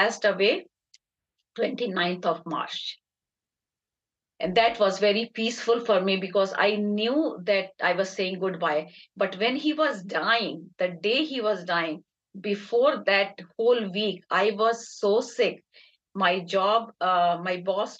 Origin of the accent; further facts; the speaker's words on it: Agra, Uttar Pradesh, India; moved away; We are from Dialbagh, India, which is in Agra. And my parents were from there. My grandparents were from there.